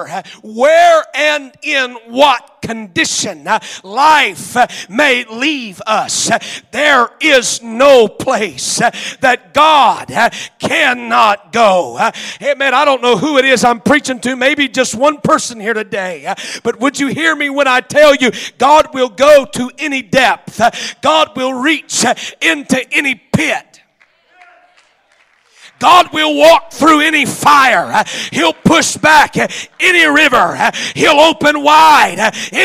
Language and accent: English; Oklahoma, United States; I'm from Oklahoma